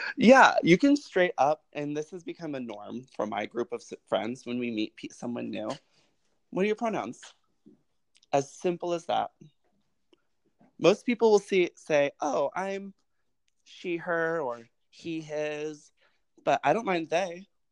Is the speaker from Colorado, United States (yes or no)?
yes; Colorado, United States; moved away; also born or lived in Los Angeles / New York / Atlanta; I grew up in Colorado, which is primarily white, but extremely progressive